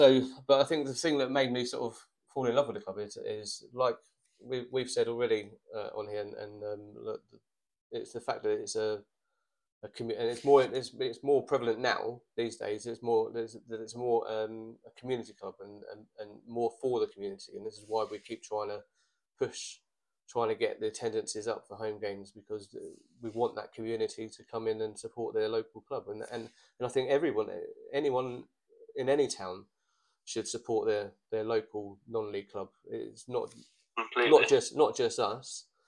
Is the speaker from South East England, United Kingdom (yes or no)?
yes; Farnborough, South East England, United Kingdom; as a kid growing up in Farnborough, living in Cove